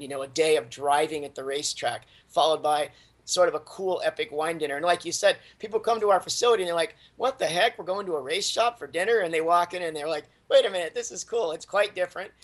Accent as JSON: {"language": "English", "region": "Southern California", "country": "United States", "tie": "born or raised there", "moved": "as an adult", "said": "I grew up in Southern California as a Southern California car culture kid"}